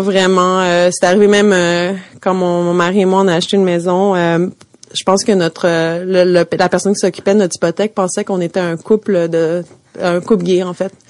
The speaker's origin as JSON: {"language": "French", "town": "Montreal", "region": "Quebec", "country": "Canada", "tie": "born or raised there", "said": "je viens de Montréal, là, j'ai grandi"}